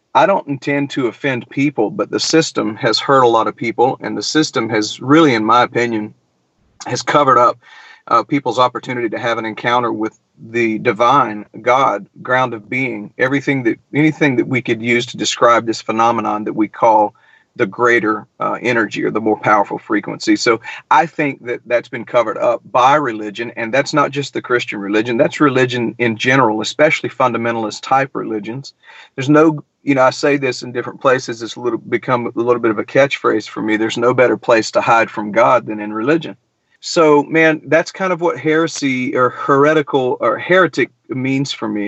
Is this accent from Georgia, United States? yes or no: yes; Milledgeville, Georgia, United States; now in Nashville, United States; I grew up in Middle Georgia, man. I, I grew up in the crazy town of Milledgeville